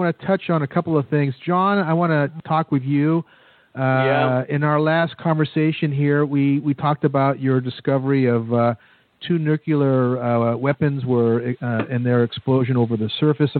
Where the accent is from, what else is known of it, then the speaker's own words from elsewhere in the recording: United States; I'm an American